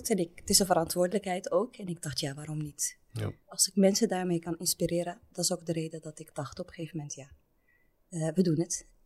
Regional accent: Rotterdam, South Holland, Netherlands; accent: Belgian; Rotterdam. Daar kom ik ook vandaan. Daar komt ook mijn familie vandaan. Ik denk dat vele luisteraars mijn Belgische accent horen.

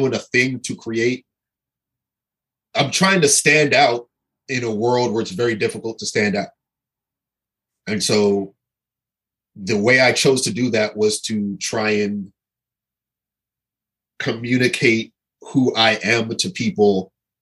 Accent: Pasadena, California, United States; I grew up in California in the 80s, which was the height of gang warfare. And like I lived in Pasadena

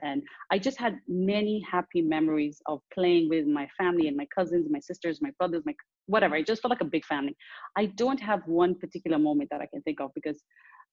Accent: Dar es Salaam, Tanzania; also born or lived in Nairobi, Kenya; I grew up between Dar es Salaam, the city I'm from, and Nairobi, Kenya.

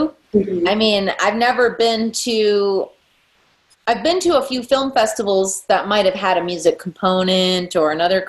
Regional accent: Midwest, United States; now in Boise, United States; I'm from the Midwest.

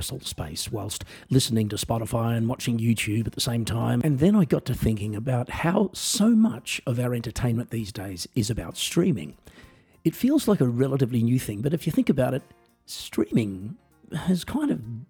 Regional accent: Australia; moved away; I am an Australian musician, singer-songwriter, comedian, and coffee enthusiast, and I also work as a piano entertainer in Europe

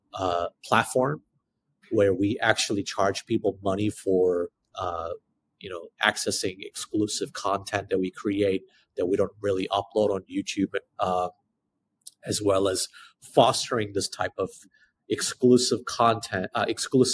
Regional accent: South Korea; as an Asian person, you know, who spent child growing up in Korea, under the Korean education system

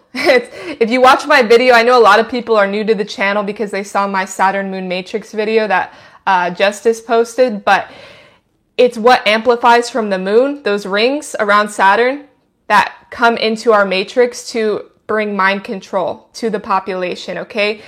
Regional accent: Idaho, United States; I'm from Idaho. I'm not from big cities

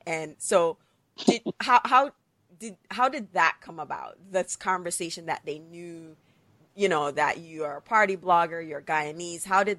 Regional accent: Jamaica; now in United States; I grew up in Jamaica and then I came here.

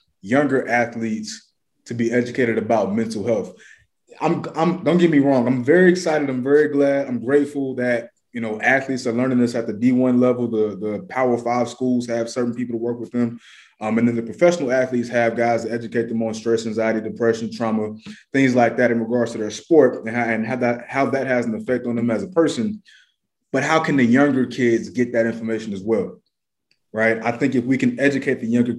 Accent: Atlanta, Georgia, United States; my neighborhood where I grew up in Atlanta

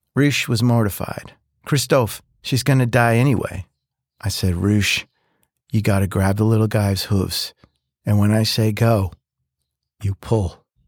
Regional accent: Philadelphia, Pennsylvania, United States; moved away; I'm from Philly

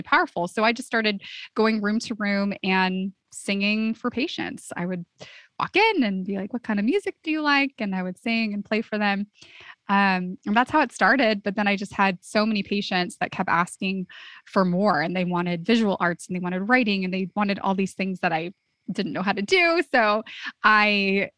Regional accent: Santa Cruz, California, United States; my hometown

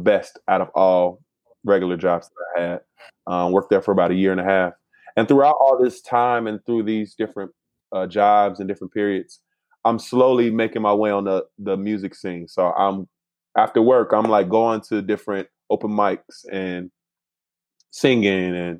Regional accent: Chicago, Illinois, United States; moved away as an adult; also born or lived in Philadelphia; now in California, United States; I'm from Chicago

